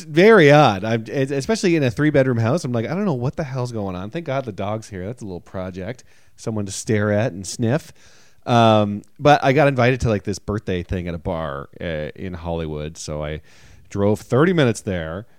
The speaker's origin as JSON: {"language": "English", "town": "Toronto", "region": "Ontario", "country": "Canada", "tie": "born or raised there", "moved": "as an adult", "lives_now": "United States", "said": "if I was in Toronto, at least I have the comfort of being in my home country, my hometown"}